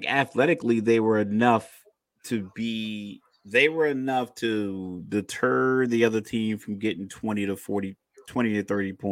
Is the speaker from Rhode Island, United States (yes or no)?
no; New York, United States; I'm from New York. I'm a point guard.